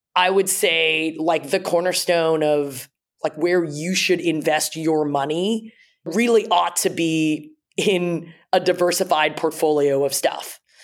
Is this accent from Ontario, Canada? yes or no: yes; Toronto, Ontario, Canada; my parents immigrated to Canada. I grew up in Toronto